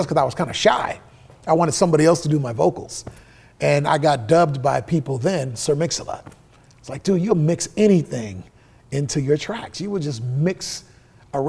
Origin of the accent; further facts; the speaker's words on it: Seattle, Washington, United States; I was born in the Rainier Vista.